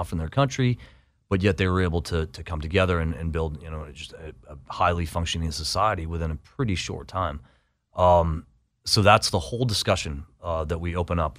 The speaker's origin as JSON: {"language": "English", "town": "Boston", "region": "Massachusetts", "country": "United States", "said": "I might not be welcome. I'm from Boston."}